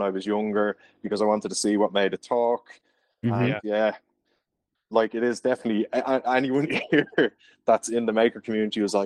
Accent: Dublin, Leinster, Ireland; I'm from Dublin.

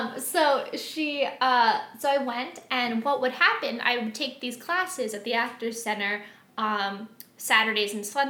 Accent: Philadelphia, Pennsylvania, United States; I grew up in Philadelphia and like right outside.

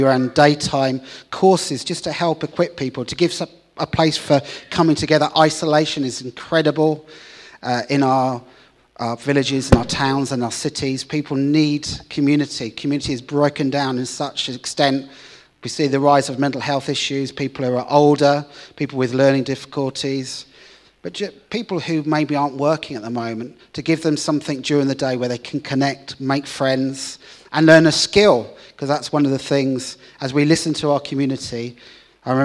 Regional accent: Hull, Yorkshire and the Humber, United Kingdom; So I'm from Hull, a city in the north of the UK.

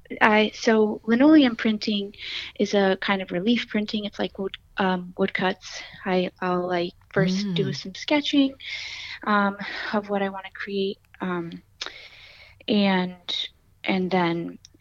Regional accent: New Haven, Connecticut, United States; I'm originally from New Haven

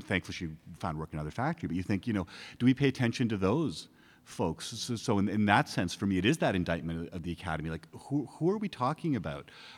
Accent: Canada; now in United States; I grew up in Canada. I became a U.S. citizen a couple of years ago

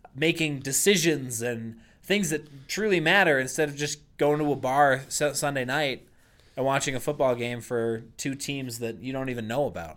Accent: Boston, Massachusetts, United States; I grew up in Boston, Massachusetts

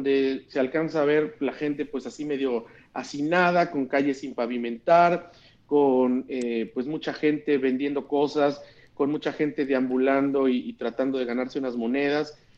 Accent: Mexico; que, estos

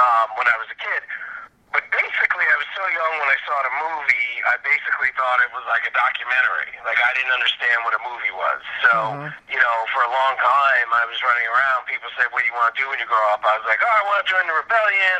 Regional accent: New York City, New York, United States; also born or lived in Iowa; In Queens, Forest Hills

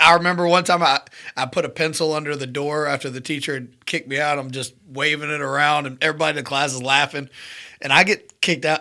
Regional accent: Mountain Brook, Alabama, United States; I was born and raised in Mountain Brook, Alabama

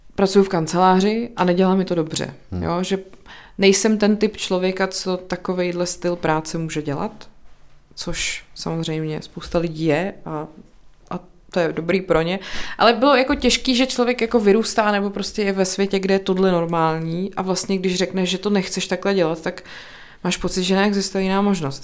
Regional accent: České Budějovice, South Bohemian Region, Czechia; also born or lived in Brno; now in Prague, Czech Republic; já jsem jako původně z Budějce

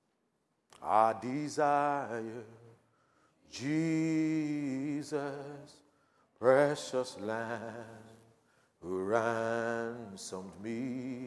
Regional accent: Nigeria; Thank God I'm a Nigerian

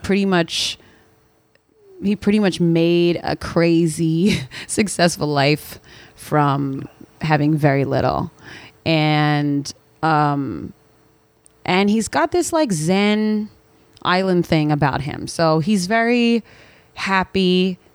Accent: Philadelphia, Pennsylvania, United States; moved away as an adult; now in New York, United States; I'm originally from Philadelphia, Pennsylvania, but I have been in New York now for almost a decade

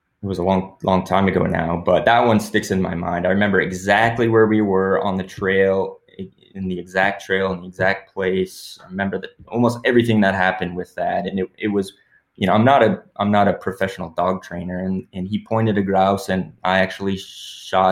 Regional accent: Pelican Rapids, Minnesota, United States; now in Brainerd, United States; me and my friends growing up in Pelican Rapids, floating the Pelican River back in the day

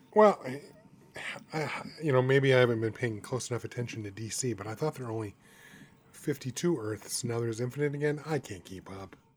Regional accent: United States; as an American

